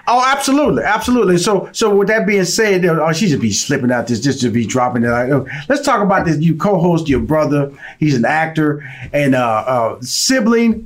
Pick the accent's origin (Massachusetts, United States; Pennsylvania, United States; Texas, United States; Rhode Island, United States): Texas, United States; Houston; I'm born and raised in Houston, Texas